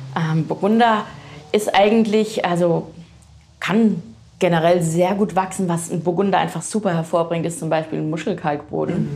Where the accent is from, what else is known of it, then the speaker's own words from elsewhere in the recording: Frankenthal, Rhineland-Palatinate, Germany; also born or lived in Rödersheim; Ich bin nämlich in Frankenthal geboren.